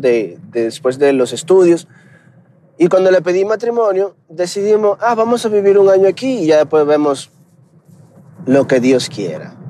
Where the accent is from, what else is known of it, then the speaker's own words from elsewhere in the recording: Dominican Republic; also born or lived in United States; now in Mexico; aunque soy dominicano, vivo en México